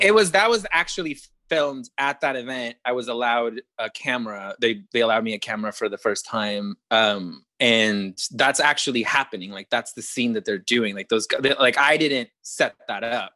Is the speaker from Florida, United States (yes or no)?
no; Arizona, United States; I grew up in Arizona where it was like abstinence only